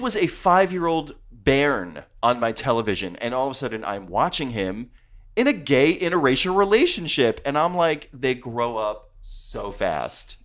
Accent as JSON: {"language": "English", "region": "New Jersey", "country": "United States", "said": "I'm from New Jersey."}